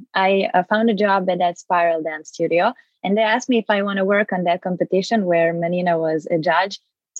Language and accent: English; Serbia; English is a second language; moved away as an adult; now in Vancouver, Canada; I'm 21 years old. I'm a dancer from Serbia and moved to Vancouver like 3 months ago. So I'm fresh new here